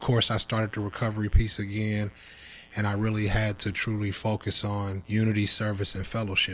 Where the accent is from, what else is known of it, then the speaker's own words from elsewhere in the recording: Louisville, Kentucky, United States; I'm an alcoholic and I'm from Louisville, Kentucky.